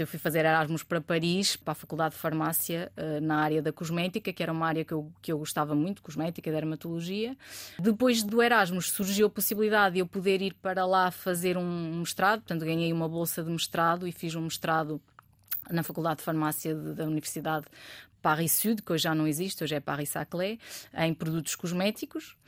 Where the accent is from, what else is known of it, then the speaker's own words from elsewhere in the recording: Bragança, Norte, Portugal; moved away as an adult; also born or lived in Porto; eu sou, eu sou de Bragança, o sotaque não, não engana